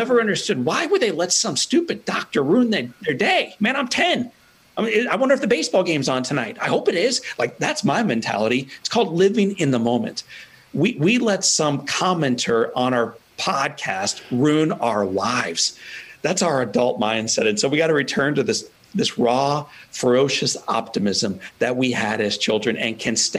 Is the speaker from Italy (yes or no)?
yes; Italy; born or raised there